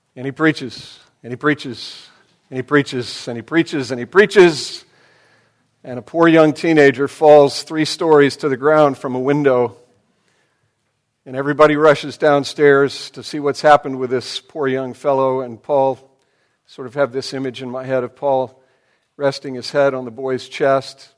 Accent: United States; who we are as Americans and even, I'm afraid, as American Christians

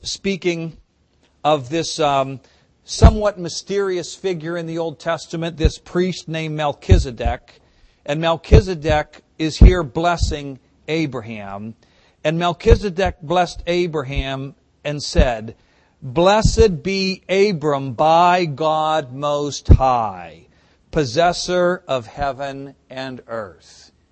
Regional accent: United States; As American Christians

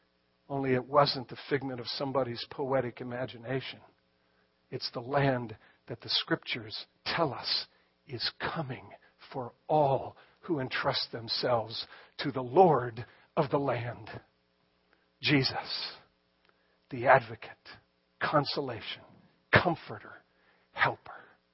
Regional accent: Ireland; But again, as an Irishman, I have no pride. I'll claim him.

